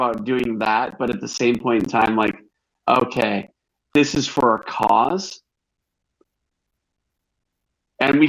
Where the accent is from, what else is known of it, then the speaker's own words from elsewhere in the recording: Northern Illinois, United States; We're both from Northern Illinois